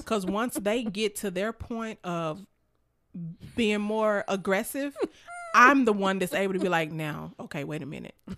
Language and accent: English; Memphis, Tennessee, United States; I'm from Memphis, and not that I grew up in the hood or anything like that, but, you know, when you grow up in Memphis